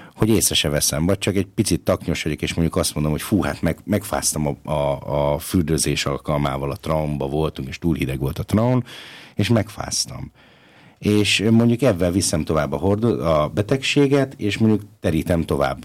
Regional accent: Budapest, Hungary; now in Linz, Austria; Én ugye budapesti vagyok, hazautazom Budapestre

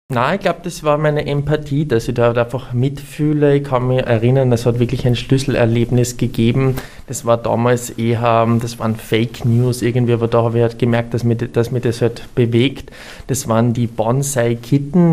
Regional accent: Burgenland, Austria; im Burgenland, wo ich herkomme

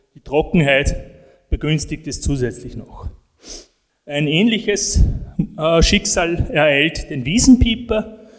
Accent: northern edge of the Alps, Austria; da, wo ich herkomme, aus dem nördlichen Alpenrand

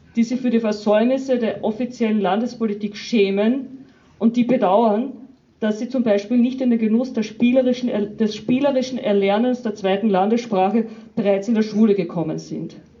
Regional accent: Carinthia, Austria; aus unserem Bundesland

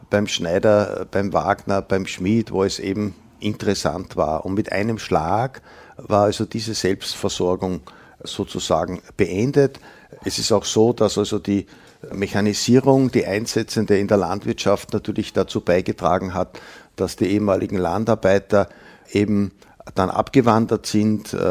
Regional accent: Windhag, Lower Austria, Austria; in meinem Heimatort in Windhag in den 50er Jahren hat es also noch Pferde gegeben, die Wegen wurden von Ochsen gezogen. 1951 kam also der erste Traktor.

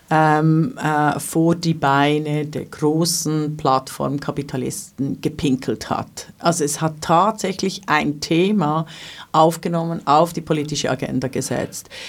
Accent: Switzerland; also das darf ich als äh, Schweizerin ja hier so sagen.

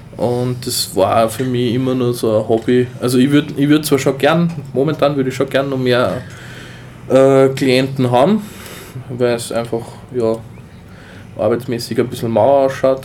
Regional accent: Austria; bei uns in Österreich

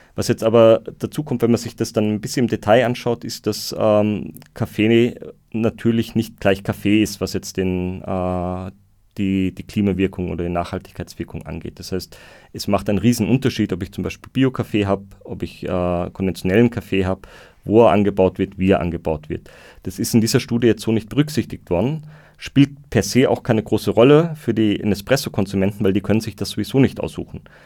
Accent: Austria; bei uns in Österreich

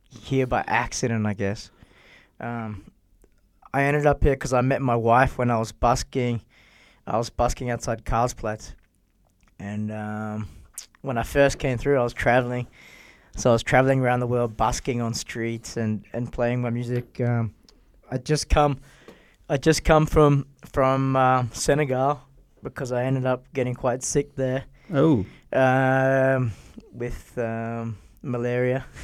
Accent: Brisbane, Queensland, Australia; now in Vienna, Austria; from Australia, where you got, I mean, uh, my hometown's Brisbane

